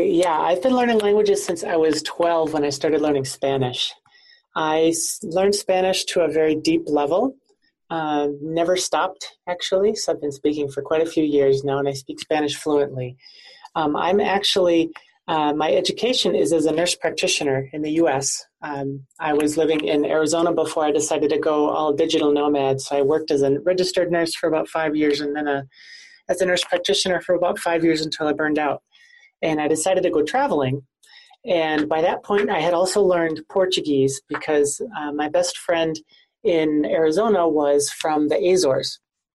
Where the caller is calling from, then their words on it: Prague, Czechia; I am calling from Prague, Czech Republic, in a co-working space.